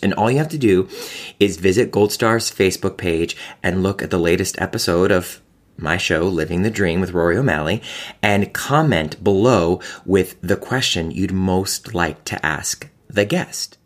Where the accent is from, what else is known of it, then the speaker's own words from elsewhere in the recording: Cleveland, Ohio, United States; I grew up in Cleveland